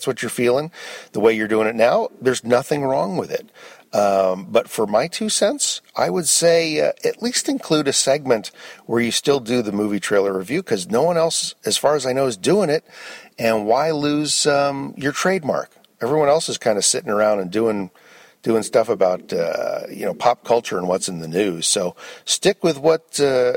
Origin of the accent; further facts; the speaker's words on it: Mill Valley, California, United States; also born or lived in Los Angeles; my hometown of Mill Valley